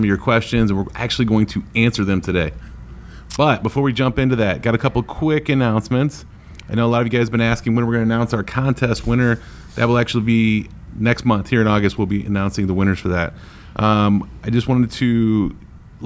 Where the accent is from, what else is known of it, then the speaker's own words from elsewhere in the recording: Northeast Ohio, United States; moved away; I'm from Northeast Ohio.